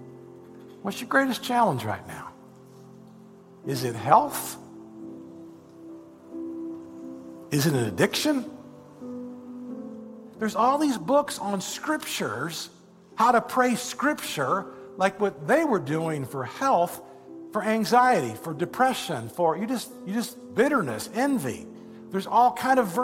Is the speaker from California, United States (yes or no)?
no; Indiana, United States; I'm a boy from Indiana.